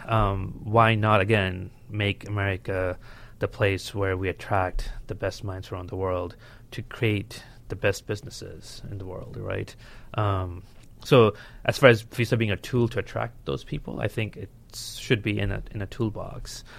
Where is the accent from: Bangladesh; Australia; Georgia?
Bangladesh; now in United States; I was born and raised in Bangladesh